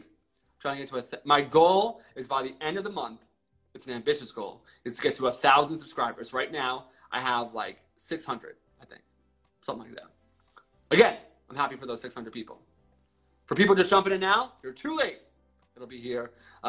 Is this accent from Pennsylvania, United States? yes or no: yes; Reading, Pennsylvania, United States; I was born and bred in Pennsylvania